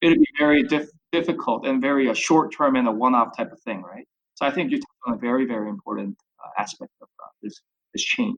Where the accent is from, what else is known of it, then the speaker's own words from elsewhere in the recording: Chicago, Illinois, United States; So obviously, me sort of growing up in Chicago, even from an undergrad for my undergraduate, et cetera